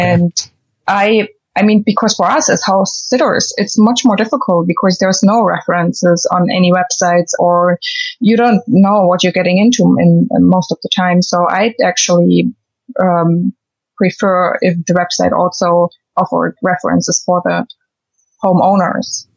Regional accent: Germany; moved away as an adult; also born or lived in London, United Kingdom; I'm from Germany

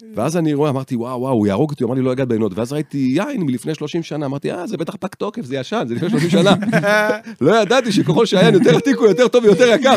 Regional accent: Rishon LeZion, Central District, Israel; גדל, גדלתי בראשון

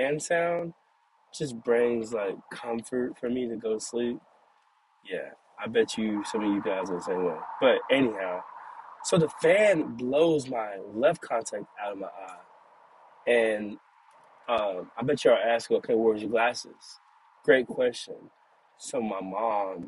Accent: Caddo Mills, Texas, United States; moved away; I'm from Cattle Mills, Texas. So I came back home

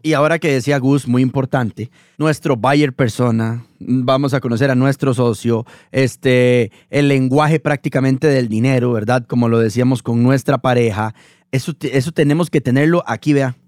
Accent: Costa Rica; los que somos de Costa Rica

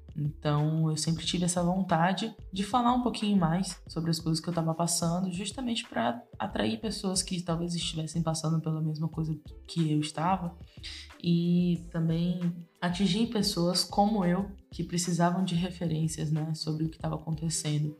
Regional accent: Salvador, Bahia, Brazil; nasci e cresci em Salvador, amo a minha cidade, amo o meu lugar no mundo, que é aqui

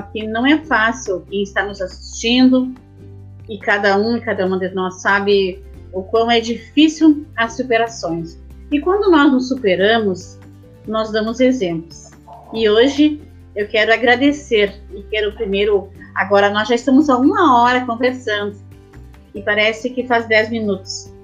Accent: Brazil; Eu sou natural aqui do Boi Morto, da Vila Calduro, né? Minha, minha a, a, a, ali eu nasci, ali eu me criei

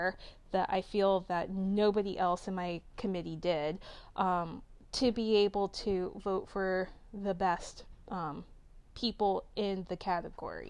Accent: Delaware, United States; I'm from Delaware.

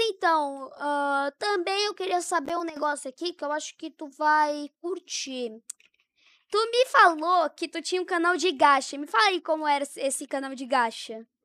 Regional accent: Tomazina, Paraná, Brazil; Nasci em Tomazina.

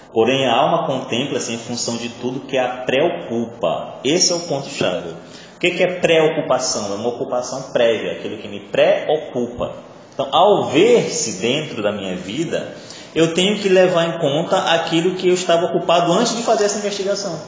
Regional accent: Maranhão, Brazil; first language Portuguese; Eu não escolhi nascer maranhense, eu não escolhi nascer falando português, eu não escolhi nascer no Brasil, né? já que eu sou maranhense

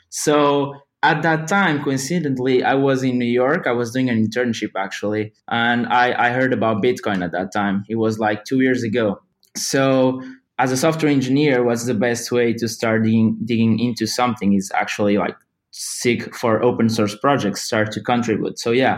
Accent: Portugal; I have a master's in informatics and computer engineering, and I come from Portugal.

